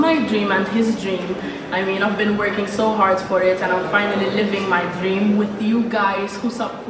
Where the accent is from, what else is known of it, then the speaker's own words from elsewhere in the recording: Malta; I'm from Malta.